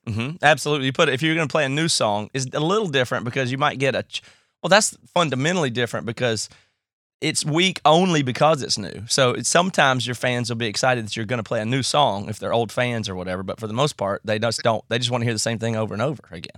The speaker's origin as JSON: {"language": "English", "country": "United States", "accent": "redneck", "moved": "yes", "lives_now": "Seattle, United States"}